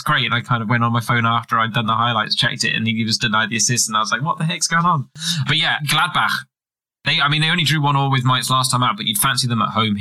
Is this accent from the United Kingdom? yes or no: yes; England, United Kingdom; as an Englishman